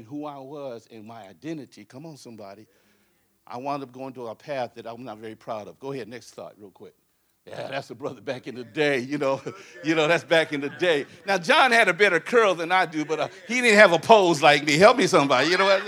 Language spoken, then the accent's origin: English; Compton, California, United States; also born or lived in Inglewood, California; We grew up in Compton and Inglewood, California